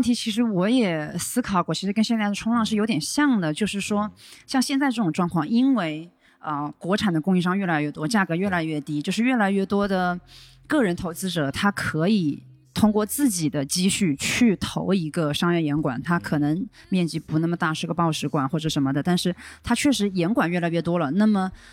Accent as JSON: {"language": "Chinese", "town": "Wuhan", "region": "Hubei", "country": "China", "tie": "born or raised there", "moved": "as an adult", "said": "我是武汉人嘛，内陆啊。虽然我们是千湖之城，但是就是我们离海是遥远的"}